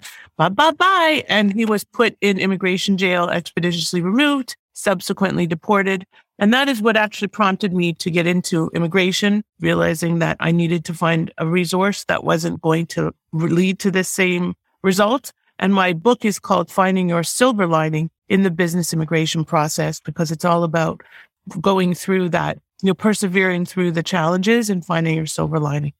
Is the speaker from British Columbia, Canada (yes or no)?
no; Toronto, Ontario, Canada; moved away as an adult; now in South Florida, United States; I'm originally from Toronto. I am now in South Florida